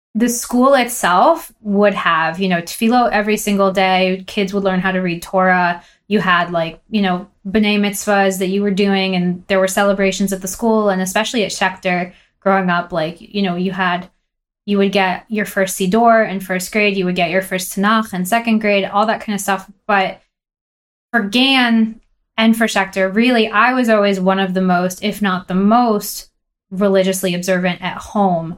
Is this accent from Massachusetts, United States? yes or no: yes; Boston, Massachusetts, United States; also born or lived in Long Island, New York / Israel / New York / Los Angeles; we moved to Boston when I was one. So, really, Boston's been my home.